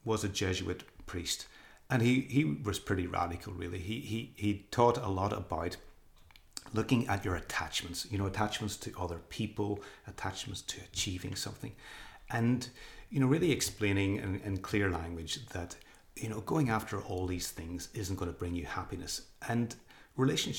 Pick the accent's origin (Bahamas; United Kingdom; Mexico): United Kingdom; Northern Ireland; moved away as an adult; also born or lived in England; coming back to my home country of Northern Ireland, and even went back to live with my parents